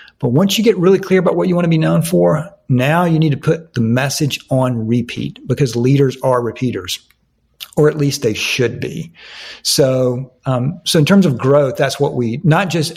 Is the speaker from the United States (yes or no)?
yes; Atlanta, Georgia, United States; Atlanta, my hometown